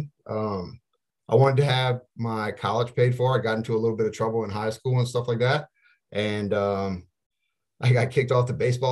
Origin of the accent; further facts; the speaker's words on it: Opelousas, Louisiana, United States; I'm originally from Opelousas, Louisiana